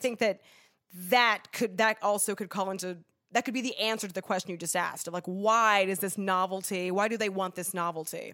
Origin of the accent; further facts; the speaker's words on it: Los Angeles, California, United States; also born or lived in upstate New York; I grew up in Los Angeles, California. I'm from here